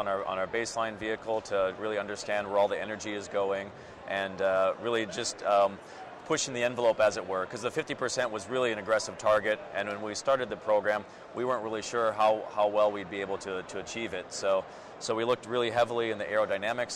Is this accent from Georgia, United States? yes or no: no; Minnesota, United States; also born or lived in Germany; now in Portland, United States; I'm originally from Minnesota, and moved over to Portland then.